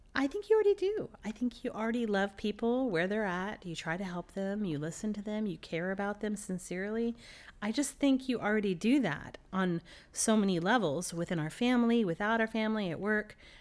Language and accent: English; Dallas, Texas, United States; moved away; I'm from Dallas, Texas